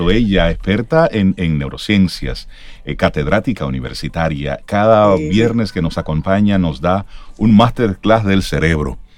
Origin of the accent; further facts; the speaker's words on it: Dominican Republic; Me da vergüenza decir que soy dominicano.